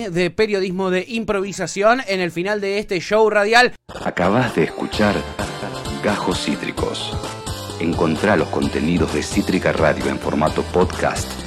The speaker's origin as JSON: {"language": "Spanish", "country": "Argentina", "said": "Somos argentinos, eh, así que vamos a argentinear, aunque esté en Uruguay y en Brasil, es nuestro."}